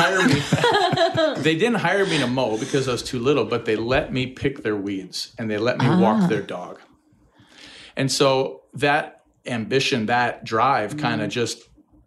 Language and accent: English; Bloomington, Minnesota, United States; I grew up in Bloomington. My backyard was Highland Hills, ski area.